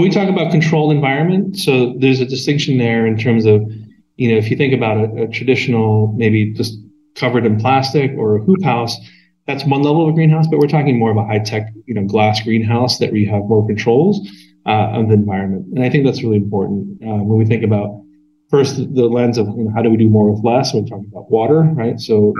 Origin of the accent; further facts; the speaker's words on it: Pacific Northwest, United States; Hops, if you imagine this growing up in the Northwest